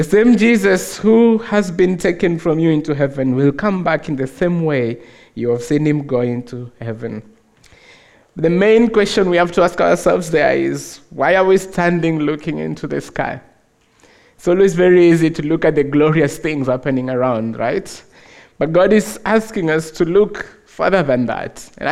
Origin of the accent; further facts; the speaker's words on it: Nairobi, Kenya; I'm from Africa, of course, from Kenya, Nairobi.